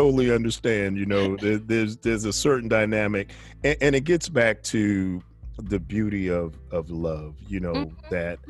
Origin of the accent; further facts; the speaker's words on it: New York, United States; I grew up in New York.